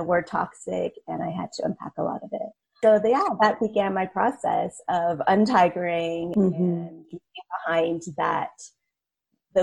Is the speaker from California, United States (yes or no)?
yes; California, United States; moved away as an adult; also born or lived in China; I am a second generation Asian American. So I was born in the States. My parents were immigrants from Hong Kong and Vietnam. And yeah, like you said, grew up very typically